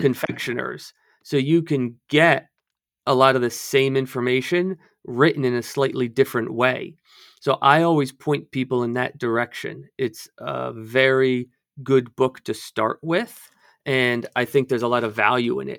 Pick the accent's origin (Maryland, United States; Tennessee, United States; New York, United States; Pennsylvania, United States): Maryland, United States; outside of Baltimore; I grew up outside of Baltimore